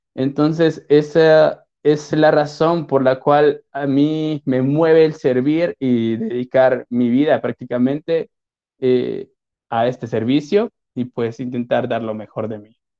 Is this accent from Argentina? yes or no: no; Guatemala; soy de Guatemala